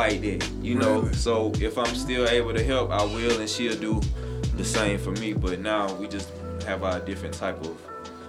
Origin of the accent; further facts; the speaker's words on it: Belton, South Carolina, United States; I'm from the country. Okay. I'm from Belton, South Carolina.